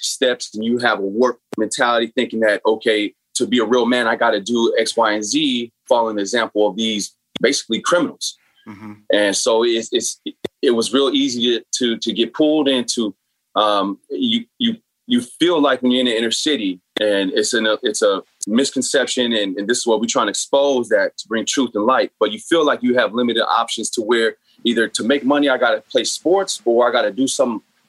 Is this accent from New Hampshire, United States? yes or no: no; San Bernardino, California, United States; So, I grew up in San Bernardino, which is inner city, much like Watts or Oakland, a lot of projects, a lot of poverty, and therefore a lot of gangs.